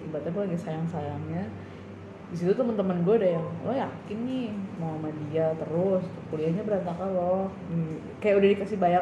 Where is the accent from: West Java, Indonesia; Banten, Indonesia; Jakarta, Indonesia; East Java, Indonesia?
West Java, Indonesia; kan gue uh, Sunda kan hmm. kalau gue Sunda